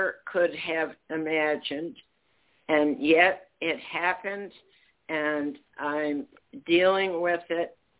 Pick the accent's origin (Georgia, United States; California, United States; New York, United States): New York, United States; New York City; moved away as an adult; also born or lived in Chicago; now in San Francisco, United States; I was born in Brooklyn, and I went to public college, Hunter College in New York City